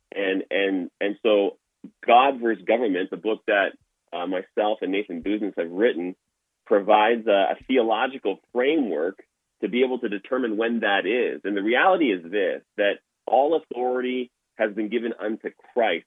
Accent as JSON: {"language": "English", "town": "Toronto", "region": "Ontario", "country": "Canada", "tie": "born or raised there", "moved": "yes", "lives_now": "Alberta, Canada", "said": "I grew up in Toronto, Ontario"}